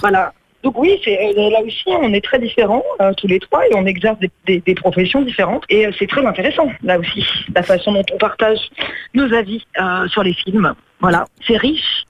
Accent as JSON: {"language": "French", "region": "Corsica", "country": "France", "tie": "born or raised there", "said": "alors moi je suis corse"}